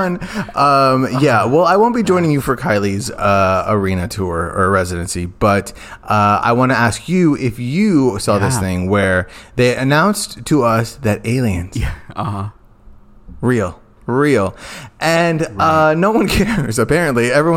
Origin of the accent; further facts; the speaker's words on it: Phoenix, Arizona, United States; Growing up in South Central Phoenix